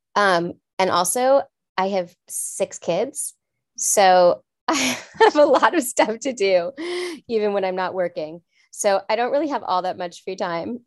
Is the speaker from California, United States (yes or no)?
yes; Los Angeles, California, United States; also born or lived in France; I grew up in Los Angeles